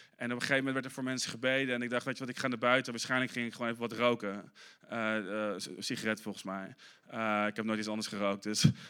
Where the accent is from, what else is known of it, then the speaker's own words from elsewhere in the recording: Arnhem, Gelderland, Netherlands; moved away; toen ik in Arnhem opgroeide